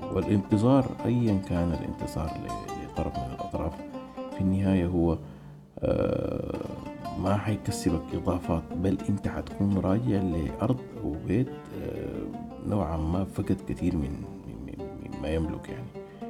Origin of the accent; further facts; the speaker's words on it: Sudan; moved away; نحن كشعب سوداني